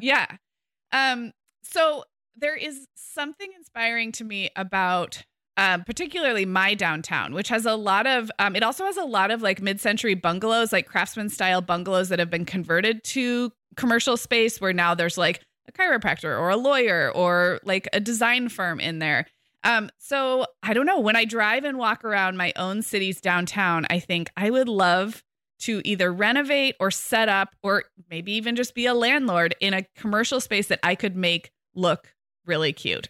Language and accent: English; Santa Barbara, California, United States; moved away as an adult; I moved back to my hometown of Santa Barbara two years ago